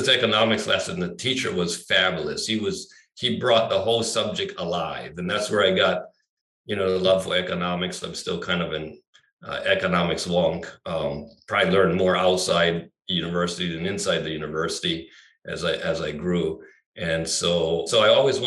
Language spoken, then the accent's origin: English; Maui, Hawaii, United States; growing up here, I grew up on Maui, which was very small at the time